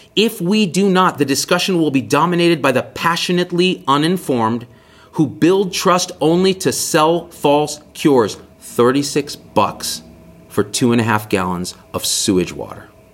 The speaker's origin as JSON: {"language": "English", "region": "Central Valley of California", "country": "United States", "tie": "born or raised there", "also_born_or_lived": "Bay Area, California", "moved": "yes", "lives_now": "Las Vegas, United States", "said": "My parents and I grew up in the Central Valley of California with well water."}